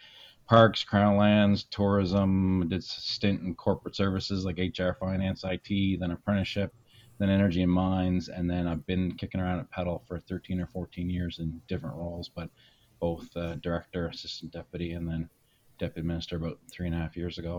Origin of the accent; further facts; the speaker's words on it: Saint John, New Brunswick, Canada; also born or lived in Inuvik, Northwest Territories; I grew up in St. John for the most part.